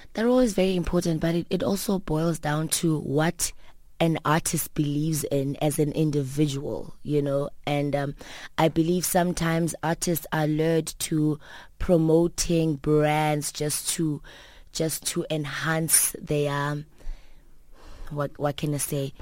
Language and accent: English; Soweto, Gauteng, South Africa; also born or lived in Port Elizabeth, South Africa; I grew up in Soweto. Um, I grew up in three different places in, in South Africa. Uh, being, um, Port Elizabeth, where my mother was born. And Soweto, like, four other parts of Soweto, you know. So, I'm, I'm proud to say that I'm a Sowetan girl